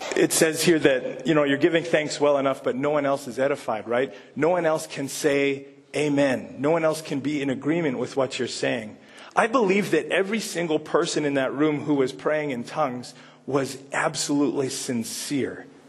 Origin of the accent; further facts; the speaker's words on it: Canada; accent: Canadian; moved away as an adult; I'm speaking Canadian